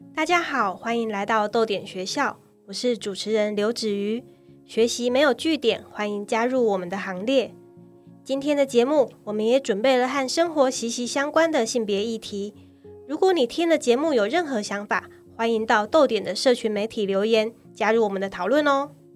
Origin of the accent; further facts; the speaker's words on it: Kaohsiung, Taiwan; 我自己是在高雄长大的